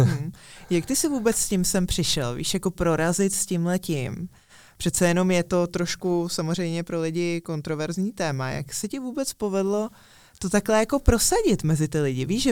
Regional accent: Czechia

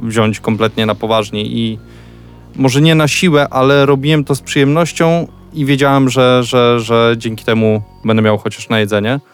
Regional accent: Suwałki, Podlaskie Voivodeship, Poland; moved away as an adult; urodziłem się, myślę, w Suwałkach, a nie nigdzie indziej

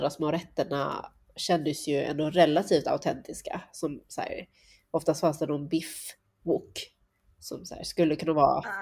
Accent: Sweden; Nej, jag känner att jag blir dömd här som, som svensk.

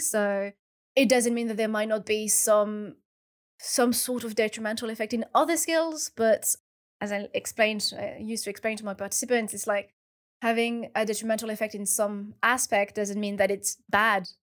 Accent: France; first language French; English is a second language; moved away; my first language is French because I'm French and I was born in France

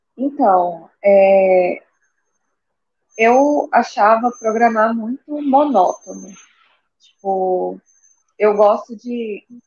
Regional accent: Goiânia, Goiás, Brazil; eu sou de Goiânia

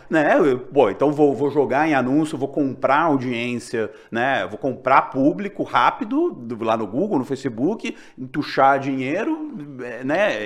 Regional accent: Juiz de Fora, Minas Gerais, Brazil; now in São Paulo, Brazil; eu sou de Minas também, sou de Juiz de Fora. E é, quando eu era mais novo, meu pai, comprar, meu pai comprava o, a Tribuna de Minas

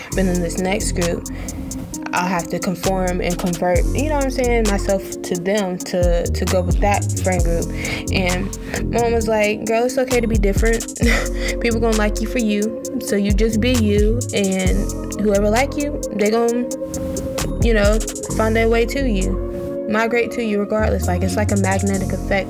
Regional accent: North Carolina, United States; I am from North Carolina, 336 Trefo

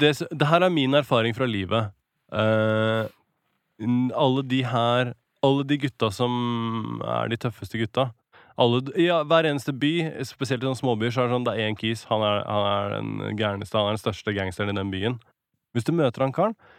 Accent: Norway; accent: Norwenglish; I'm from Norway

